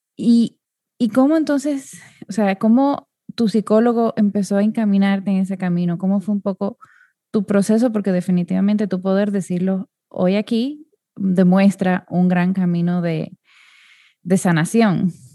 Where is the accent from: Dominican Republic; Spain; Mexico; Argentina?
Dominican Republic; yo soy de República Dominicana, que es un país muy pequeño